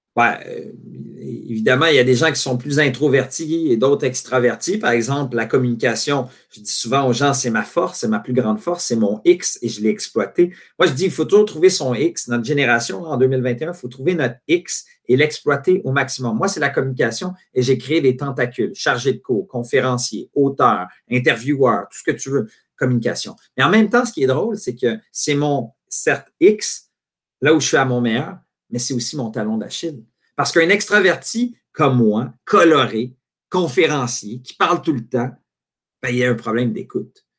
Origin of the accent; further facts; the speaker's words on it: Quebec, Canada; quand tu es un Québécois puis tu veux faire carrière dans le soccer